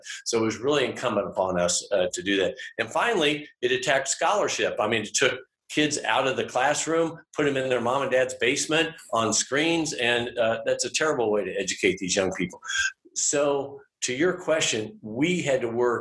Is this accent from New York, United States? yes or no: no; St. Joseph, Missouri, United States; also born or lived in Kansas City, Kansas; now in Atchison, United States; I grew up in Kansas City, Kansas. And then when I was 9, we moved to St. Joseph, Missouri